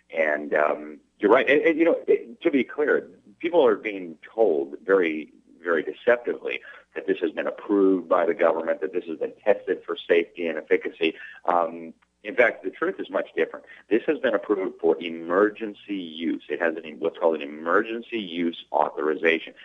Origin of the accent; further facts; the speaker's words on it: Miami, Florida, United States; in Miami, in my hometown